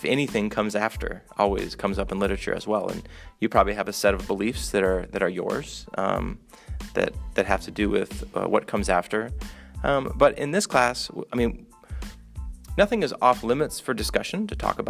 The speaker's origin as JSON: {"language": "English", "town": "Omaha", "region": "Nebraska", "country": "United States", "tie": "born or raised there", "also_born_or_lived": "Minnesota / Arkansas / Honduras", "moved": "yes", "said": "I was born in Omaha, Nebraska"}